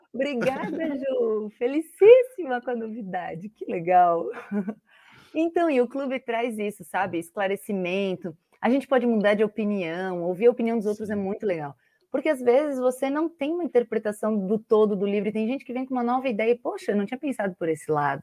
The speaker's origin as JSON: {"language": "Portuguese", "town": "Blumenau", "region": "Santa Catarina", "country": "Brazil", "tie": "born or raised there", "moved": "yes", "lives_now": "Florianópolis, Brazil", "said": "sou natural de Blumenau, moro em Florianópolis"}